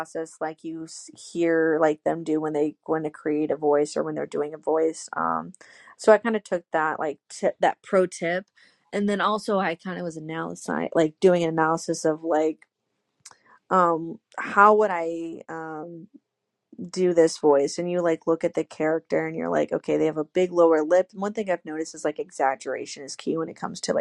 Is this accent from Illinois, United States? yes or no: yes; Illinois, United States; I'm from Illinois. He used to work at Western Illinois University, which is like 2 hours away from my hometown.